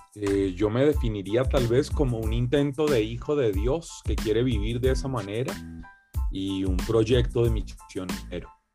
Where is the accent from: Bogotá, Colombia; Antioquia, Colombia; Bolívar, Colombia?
Bogotá, Colombia; Bogotá, la ciudad donde yo vivía, donde yo nací